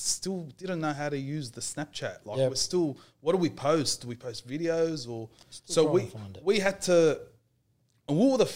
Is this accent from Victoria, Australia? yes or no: no; Guildford, New South Wales, Australia; I grew up in Guildford.